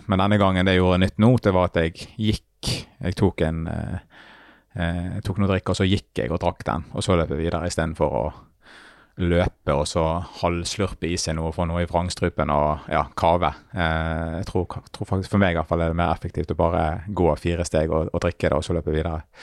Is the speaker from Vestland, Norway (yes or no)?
yes; Bergen, Vestland, Norway; min hjemby